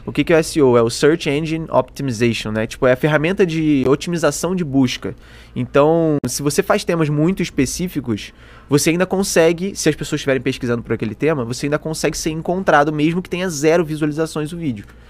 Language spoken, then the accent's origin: Portuguese; Petrópolis, Rio de Janeiro, Brazil; accent: carioca; moved away as an adult; eu comecei tudo lá em Petrópolis, na casa dos meus pais, é, onde eu morei até ano começo do ano passado